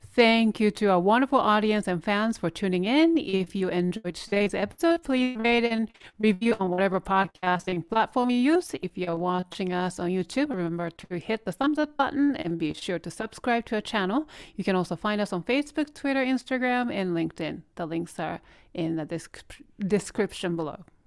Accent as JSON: {"language": "English", "country": "Japan", "tie": "born or raised there", "moved": "yes", "lives_now": "United States", "said": "I'm Korean, but born raised in Japan"}